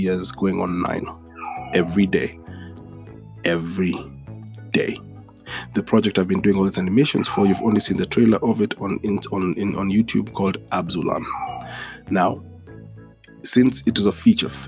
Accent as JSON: {"language": "English", "country": "Kenya", "tie": "born or raised there", "said": "the same Saturday morning cartoons I'd watch in Kenya were the same Saturday morning cartoons I'd watch in the States"}